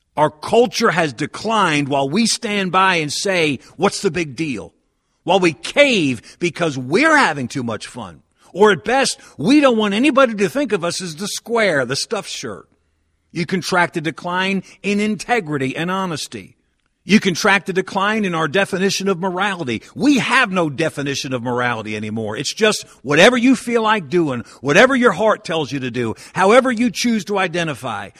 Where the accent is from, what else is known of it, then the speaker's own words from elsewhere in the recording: Northeast, United States; as a lifelong Northeasterner